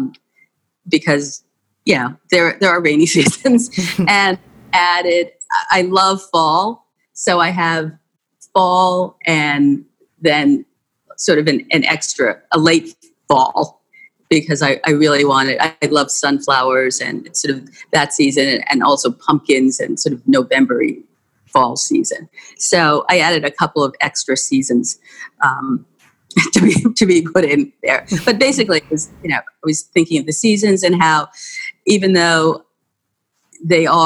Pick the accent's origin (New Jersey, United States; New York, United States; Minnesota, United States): New York, United States; growing up in New York, I took the subway all the time